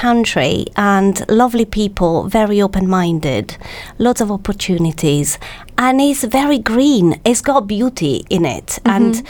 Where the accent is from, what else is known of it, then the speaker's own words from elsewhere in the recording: Italy; English is a second language; now in United Kingdom; Well, my fellow Italians say I speak perfect English with actually a perfect English accent.